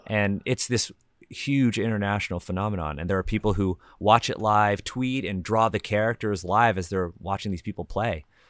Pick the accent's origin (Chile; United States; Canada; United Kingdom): Canada; we're all Canadian here